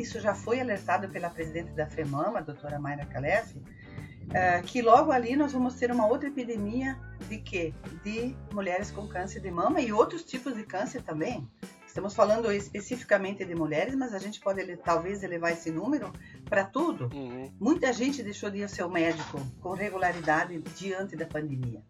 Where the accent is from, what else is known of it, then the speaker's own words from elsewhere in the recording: Farroupilha, Rio Grande do Sul, Brazil; eu sou de Farroupilha